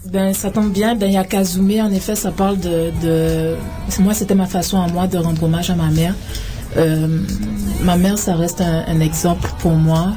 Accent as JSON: {"language": "French", "country": "Guadeloupe", "also_born_or_lived": "France / Paris", "moved": "yes", "lives_now": "Canada", "said": "je viens de la Guadeloupe. Je suis originaire de la Guadeloupe."}